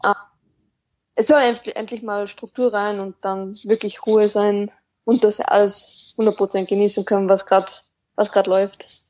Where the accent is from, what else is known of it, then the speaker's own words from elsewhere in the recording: Austria; ich weiß nicht, ob man es ähm, groß oder stark raushört, aber ich komme aus Österreich